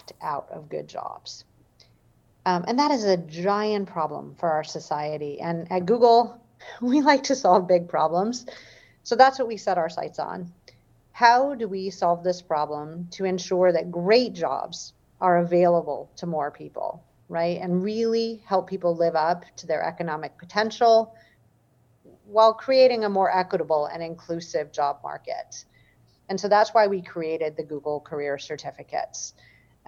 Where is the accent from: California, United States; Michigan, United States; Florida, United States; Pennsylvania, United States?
Michigan, United States; I grew up in Michigan